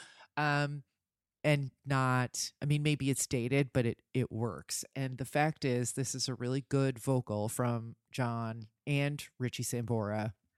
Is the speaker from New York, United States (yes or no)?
no; New Jersey, United States; where I grew up in New Jersey